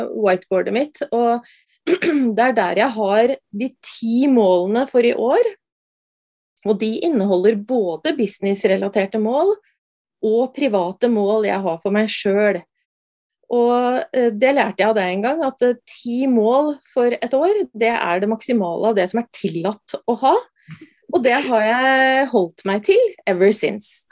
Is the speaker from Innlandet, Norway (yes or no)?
yes; Brumunddal, Innlandet, Norway; jeg er eh, fra Brumunddal og veldig jordnær